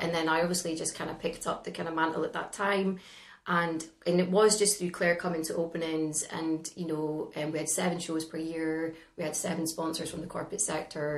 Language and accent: English; northeast of Scotland, United Kingdom; also born or lived in London; how could you possibly be successful from the northeast of Scotland